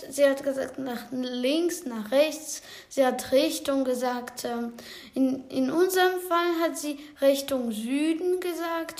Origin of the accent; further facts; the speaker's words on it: Ukraine; German is a second language; moved away as an adult; now in Germany; Ich komme aus der Ukraine.